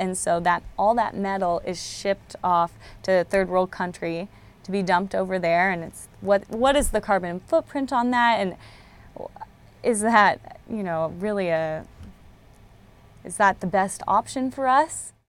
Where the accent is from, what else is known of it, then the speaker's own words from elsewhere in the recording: California, United States; I grew up in California.